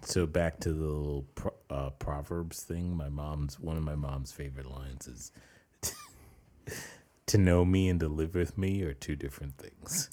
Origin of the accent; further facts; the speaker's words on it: New York, United States; growing up in New York